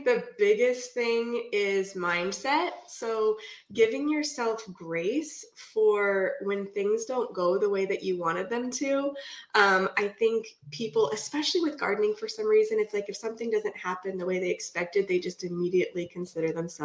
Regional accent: Puget Sound area, near Seattle, Washington, United States; now in Vancouver, United States; I live in Vancouver right now, right by Portland, Oregon. I've been here for like almost 20 years, but I'm from the Puget Sound area, up by Seattle

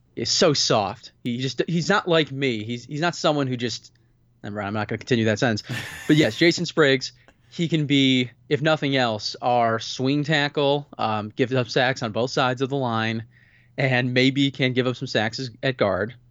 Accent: Pittsburgh, Pennsylvania, United States; I'm from Pittsburgh.

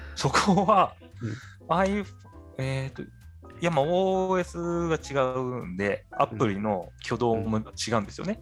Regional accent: Tokyo, Japan; moved away as an adult; 私、東京出身

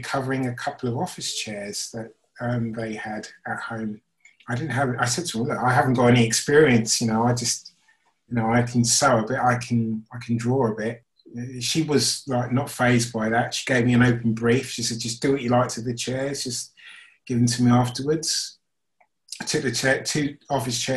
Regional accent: St Albans, East of England, United Kingdom; moved away as an adult; also born or lived in Maidenhead, Berkshire / Chislehurst, Kent; now in London, United Kingdom; St Albans, which was my hometown

